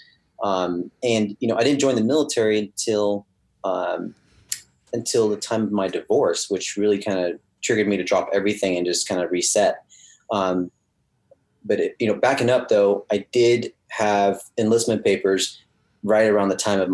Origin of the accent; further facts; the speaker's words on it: right outside of Cincinnati, Ohio, United States; English is a second language; also born or lived in France / Los Angeles; she kind of shipped us off to my grandmother in Ohio, right outside of Cincinnati. And we grew up, you know, being immersed in everything America